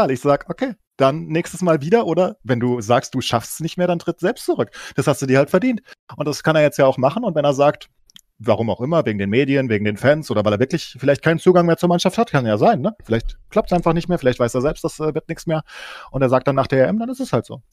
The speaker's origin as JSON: {"language": "German", "town": "Frankfurt", "region": "Hesse", "country": "Germany", "said": "vielleicht auch aufgrund meiner Vereinsprägung, als, als, als Frankfurter."}